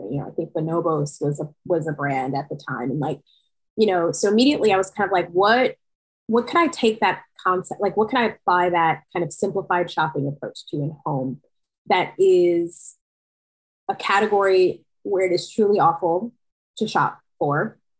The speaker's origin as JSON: {"language": "English", "region": "New York", "country": "United States", "said": "I'm from New York."}